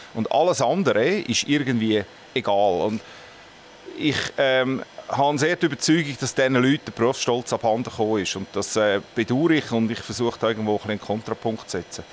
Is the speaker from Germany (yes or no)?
no; Winterthur, Zurich, Switzerland; ich bin in Brühlberg aufgewachsen